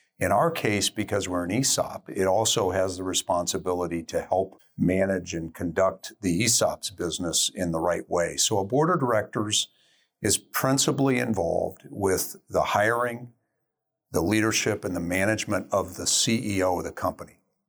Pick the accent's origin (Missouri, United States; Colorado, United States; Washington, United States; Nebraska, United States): Colorado, United States; Denver; Denver, Colorado.